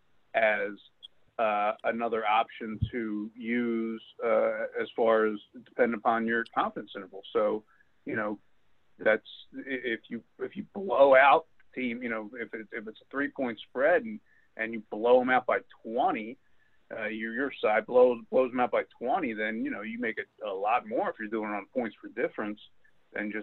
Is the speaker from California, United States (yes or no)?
no; Philadelphia, Pennsylvania, United States; when I was a kid, you know, growing up in the Philly area